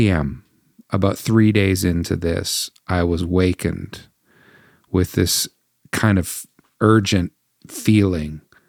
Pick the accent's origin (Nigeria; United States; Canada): Canada; and a lament against, in a sense, against my nation and the people of faith to which I belong, both as a Canadian Christian.